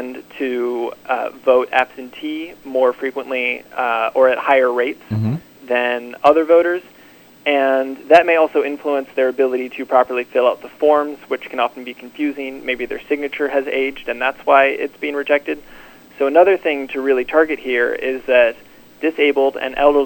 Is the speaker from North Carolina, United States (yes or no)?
yes; North Carolina, United States; I come from North Carolina